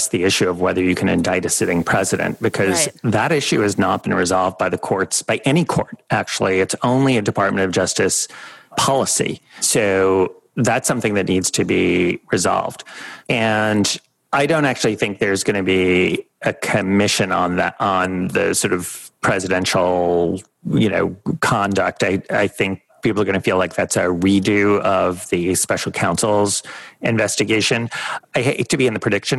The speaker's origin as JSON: {"language": "English", "town": "New York City", "region": "New York", "country": "United States", "tie": "born or raised there", "also_born_or_lived": "Washington, D.C.", "said": "I grew up in New York City"}